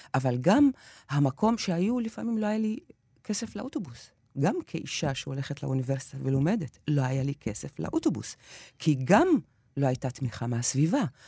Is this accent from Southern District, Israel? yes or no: no; near Haifa, Haifa District, Israel; בתור ילדה בדואית שמגיעה מהכפר כל בוקר לבית הספר ה- של האליטה של חיפה